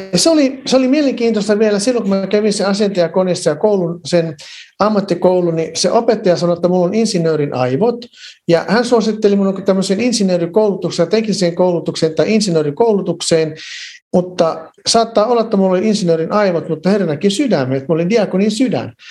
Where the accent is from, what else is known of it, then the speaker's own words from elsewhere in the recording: Varkaus, North Savo, Finland; now in Lahti, Finland; mä olen kotoisin Varkaudesta, mä olin syntynyt ja käynyt siellä kouluni